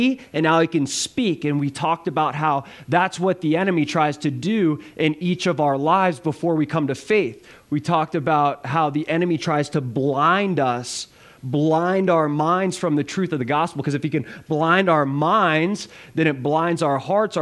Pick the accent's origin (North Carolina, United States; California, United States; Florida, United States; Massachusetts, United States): Florida, United States; South; now in Running Springs, United States; I'm from South Florida